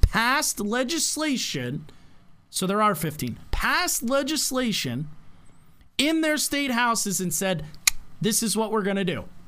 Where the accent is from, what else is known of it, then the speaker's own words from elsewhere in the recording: United States; we, as the American people